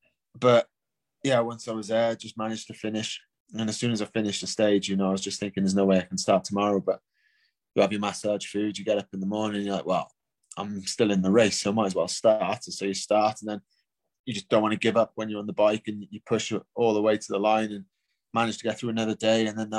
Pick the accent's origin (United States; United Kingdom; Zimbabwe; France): United Kingdom; obviously being British, and it started in London